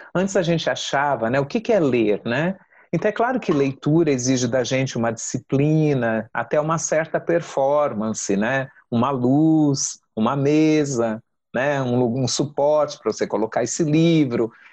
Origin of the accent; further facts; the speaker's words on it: São Paulo, Brazil; Eu nasci em São Paulo, mas eu sou filha de baianos de Terra Nova